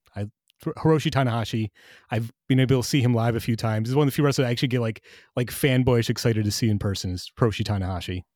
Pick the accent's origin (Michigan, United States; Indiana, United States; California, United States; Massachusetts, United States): Michigan, United States; growing up in Michigan